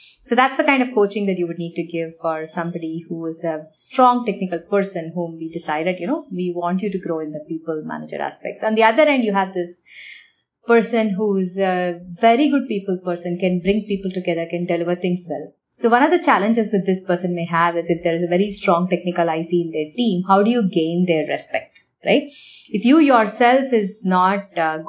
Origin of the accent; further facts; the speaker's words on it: Chennai, Tamil Nadu, India; moved away as an adult; also born or lived in Varanasi, India / Ohio, United States; now in United States; I grew up in Chennai